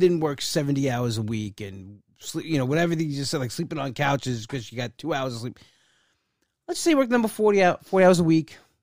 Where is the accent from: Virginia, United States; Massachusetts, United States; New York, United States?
New York, United States; Bellmore; now in Wantagh, United States; I was from Belmore